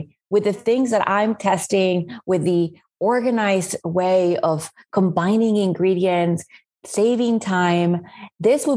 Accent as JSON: {"language": "English", "country": "Spain", "tie": "born or raised there", "moved": "yes", "lives_now": "New Orleans, United States", "said": "I was born and raised in Spain."}